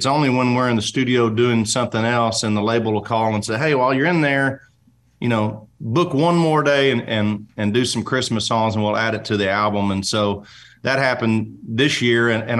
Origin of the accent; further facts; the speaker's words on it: Oklahoma, United States; Nashville always just felt like where I would go to work, but it never felt like home to me. I'm just from Oklahoma